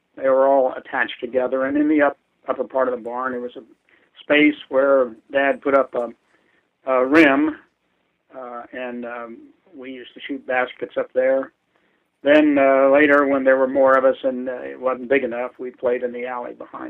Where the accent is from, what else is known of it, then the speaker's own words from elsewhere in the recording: Pierceville, Indiana, United States; I grew up in Pierceville, Indiana. It was a small town, maybe 50 people. And we went to Milan High School. We rode the school bus into town.